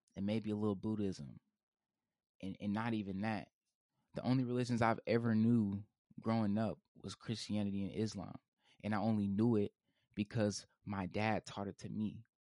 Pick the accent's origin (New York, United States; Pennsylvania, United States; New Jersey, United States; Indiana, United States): Indiana, United States; Indianapolis; I'm from Indianapolis, Indiana